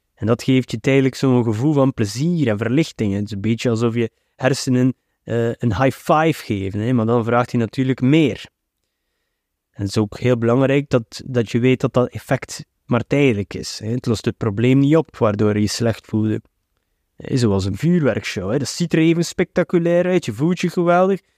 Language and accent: Dutch; Flanders, Belgium; Bij ons in de Belgische cultuur, en de Vlaamse cultuur